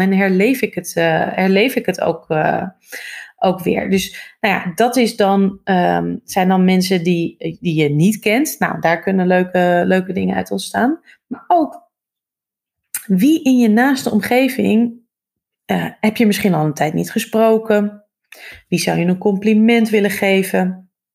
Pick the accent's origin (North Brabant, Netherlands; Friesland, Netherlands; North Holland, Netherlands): North Holland, Netherlands; Hoorn; moved away as an adult; also born or lived in Amsterdam; ik ben opgegroeid in Horen, Noord-Holland